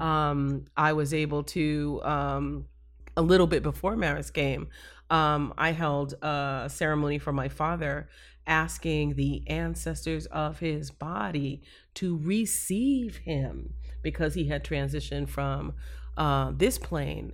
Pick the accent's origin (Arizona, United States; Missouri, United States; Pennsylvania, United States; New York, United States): New York, United States; now in Florida, United States; I was raised in New York, but my mom and, and my greater family is all down here in Florida